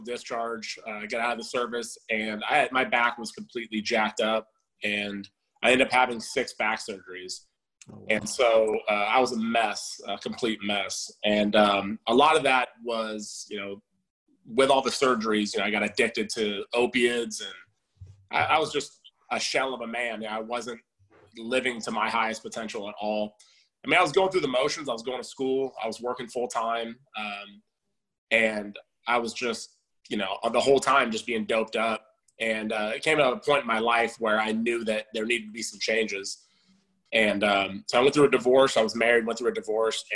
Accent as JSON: {"language": "English", "region": "Southern California", "country": "United States", "tie": "born or raised there", "said": "I was born in California, Southern California, and spent most of my life here."}